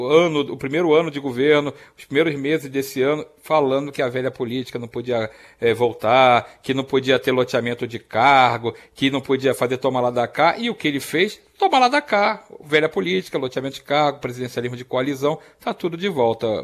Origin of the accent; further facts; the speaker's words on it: Rio de Janeiro, Brazil; Eu cresci no Rio de Janeiro